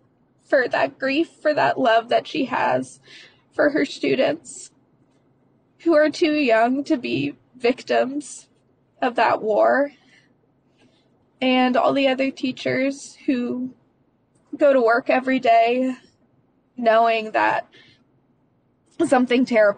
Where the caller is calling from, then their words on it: Hillsborough, North Carolina, United States; I'm calling from Hillsboro, North Carolina.